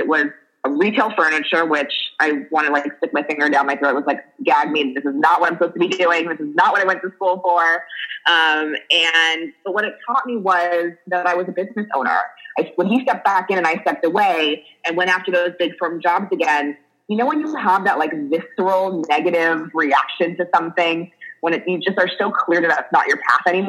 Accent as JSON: {"language": "English", "town": "Los Angeles", "region": "California", "country": "United States", "tie": "born or raised there", "also_born_or_lived": "New Jersey / San Francisco", "said": "I am an LA native, so I'm actually … from Laurel Canyon."}